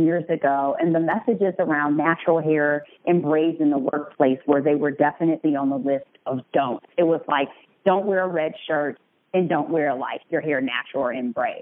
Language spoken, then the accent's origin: English; Detroit, Michigan, United States; moved away as an adult; now in Chicago, United States; I am a Detroit native. Been living in Chicago for close to 15 years.